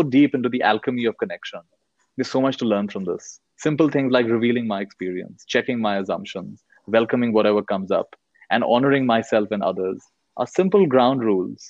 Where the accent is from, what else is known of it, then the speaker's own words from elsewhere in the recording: India; also born or lived in United States; I was born in the US. I've grown up in India